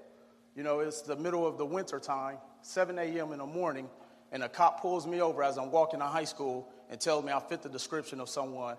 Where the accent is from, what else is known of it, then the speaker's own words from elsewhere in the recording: Milwaukee, Wisconsin, United States; growing up in Milwaukee, Wisconsin